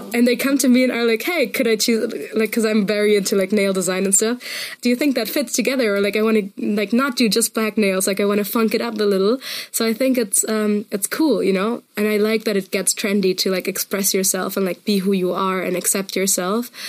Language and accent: English; Munich, Bavaria, Germany; I come from Munich.